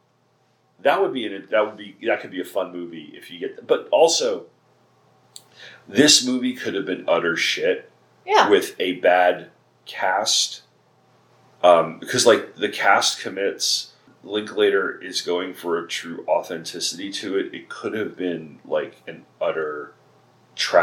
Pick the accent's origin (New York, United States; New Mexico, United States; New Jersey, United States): New York, United States; near Sayville and Bayport, Long Island; born or raised there